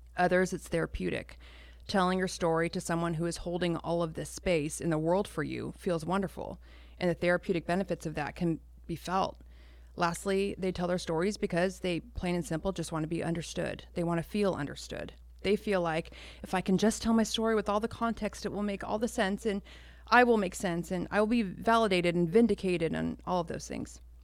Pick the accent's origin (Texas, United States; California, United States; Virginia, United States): California, United States; Roseville; also born or lived in Orange County, California / Citrus Heights, California; I was three when they split up, and then we moved to Roseville